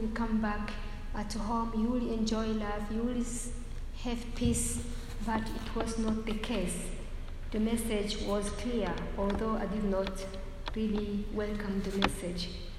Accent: DR Congo; also born or lived in Burundi; now in Rwanda; That's why I was born in Burundi, neighbor country of Rwanda. I grew up in Congo, and later I came to Rwanda just to marry.

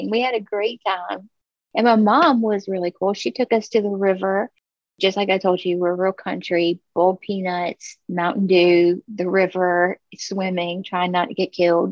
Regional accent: Orangeburg, South Carolina, United States; I was born in Orangeburg, South Carolina. It's this tiny little town

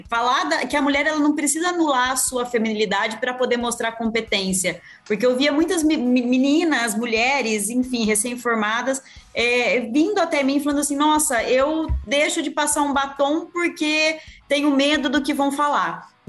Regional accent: Rio Brilhante, Mato Grosso do Sul, Brazil; born there; also born or lived in São Paulo state; Eu literalmente nasci dentro de uma usina em Rio Brilhante, no interior do Mato Grosso do Sul.

